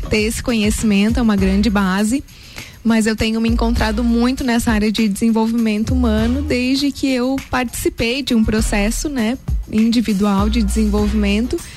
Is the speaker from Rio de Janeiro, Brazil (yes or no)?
no; Lages, Santa Catarina, Brazil; Eu nasci em Laje, uhum. sou lagiana da Gema. Amo essa cidade. Adoro morar em Lages